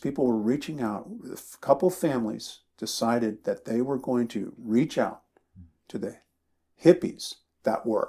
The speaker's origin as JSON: {"language": "English", "region": "East Coast", "country": "United States", "tie": "born or raised there", "moved": "as an adult", "said": "I grew up on the East Coast"}